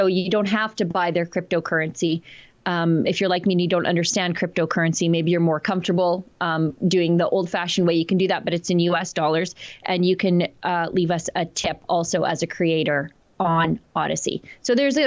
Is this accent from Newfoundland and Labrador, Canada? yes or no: no; Fort Saskatchewan, Alberta, Canada; I'm from Fort Saskatchewan